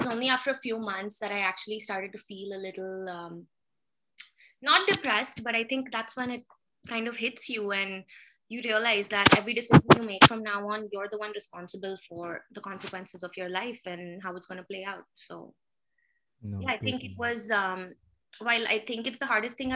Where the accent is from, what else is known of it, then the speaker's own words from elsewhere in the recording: Pune, Maharashtra, India; moved away as an adult; also born or lived in Mumbai; now in Canada; So I was born in Pune. My mom's family is from Pune. She was from an army family and my dad's from Bombay. So I was actually in boarding school since I was 9.